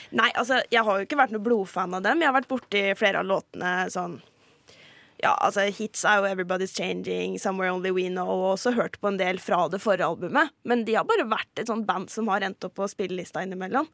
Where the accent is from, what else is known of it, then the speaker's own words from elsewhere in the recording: Halden, Østfold, Norway; moved away; har jeg måttet dra til min hjemby Halden